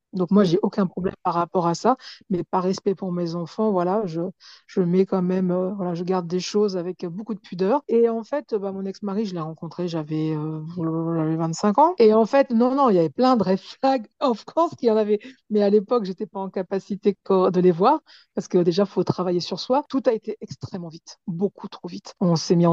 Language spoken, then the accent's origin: French; Pantin, Île-de-France, France; je suis de Pantin